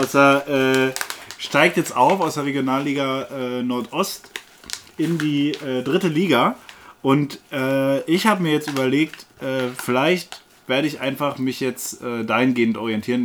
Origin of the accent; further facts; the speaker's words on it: Berlin, Germany; ich als Berliner